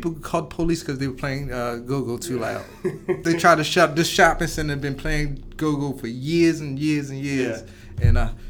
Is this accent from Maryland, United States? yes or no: yes; Annapolis, Maryland, United States; I'm from Annapolis, Maryland. So I'm like 20 minutes from Baltimore, 20 minutes from D.C., in the middle.